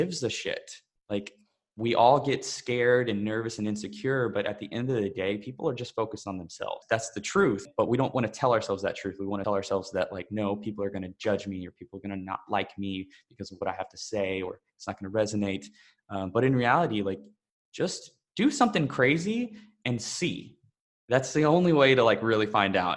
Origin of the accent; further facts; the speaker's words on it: Texas, United States; moved away; also born or lived in Bali; I'm originally from Texas in the US, but honestly, I feel like Bali is home